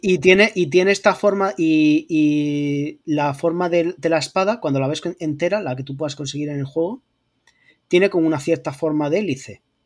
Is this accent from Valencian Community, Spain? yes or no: no; Region of Murcia, Spain; accent: Murcian; me dedico profesionalmente a disimular mi acento murciano